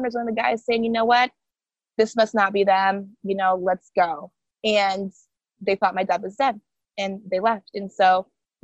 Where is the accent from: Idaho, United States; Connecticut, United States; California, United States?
Idaho, United States; Boise; first language Haitian Creole; English is a second language; moved away as an adult; now in East Coast, United States; born and raised in Boise, Idaho.